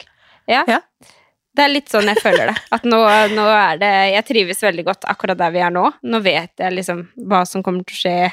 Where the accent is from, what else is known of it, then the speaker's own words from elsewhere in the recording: Skien, Telemark, Norway; also born or lived in Oslo; jeg flytta hjem til Skien fra Oslo i juli